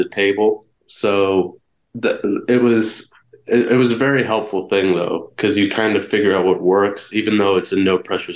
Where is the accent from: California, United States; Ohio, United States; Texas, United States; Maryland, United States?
Ohio, United States; as an Ohioan